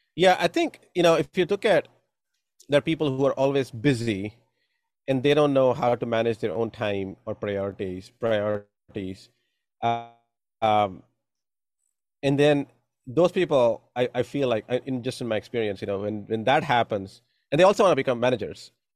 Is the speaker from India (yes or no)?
yes; India; moved away; growing up in India